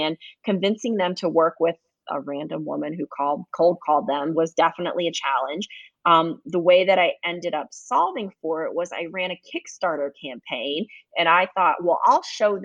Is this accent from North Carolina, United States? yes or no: yes; Fayetteville, North Carolina, United States; I grew up in Fayetteville or Fort Bragg, North Carolina